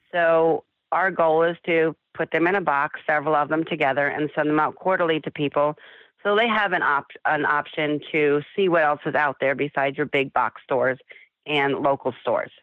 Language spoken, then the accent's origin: English; South Florida, United States; moved away as an adult; We grew up in South Florida on the beach